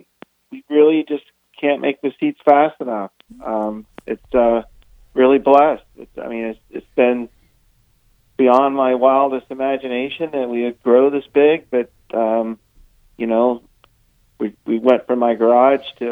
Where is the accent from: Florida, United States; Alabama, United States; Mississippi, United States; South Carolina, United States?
Florida, United States; also born or lived in Southern California; now in Idaho, United States; I'm originally from Florida